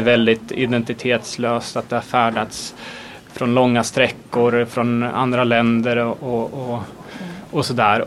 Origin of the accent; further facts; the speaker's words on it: Sweden; som svenskar, extremt trendkänsliga